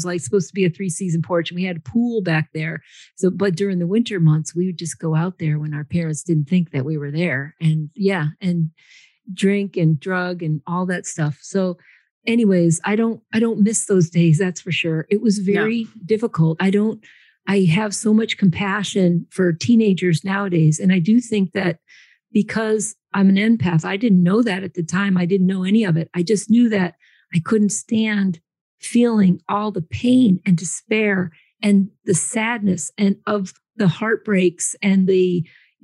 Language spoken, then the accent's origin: English; Connecticut, United States; also born or lived in San Antonio, Texas / Austin, Texas; I am in Connecticut. I grew up in Connecticut, but I actually took a geographical cure to Texas.